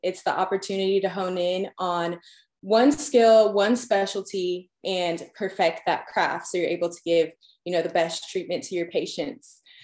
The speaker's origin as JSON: {"language": "English", "area": "Long Island", "region": "New York", "country": "United States", "also_born_or_lived": "Georgia", "moved": "as an adult", "lives_now": "Tennessee, United States", "said": "I'm originally from Long Island, New York"}